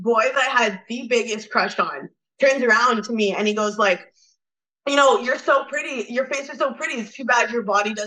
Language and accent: English; Toronto, Ontario, Canada; I'm from Toronto